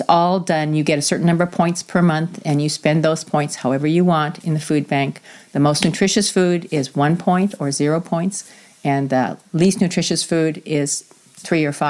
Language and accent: English; New England, United States; now in South Whidbey, United States; I grew up in New England where there is somewhat of a caste system.